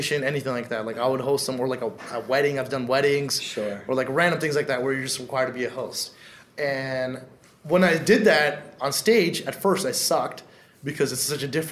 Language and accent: English; Canada; a South Asian dude growing up in Canada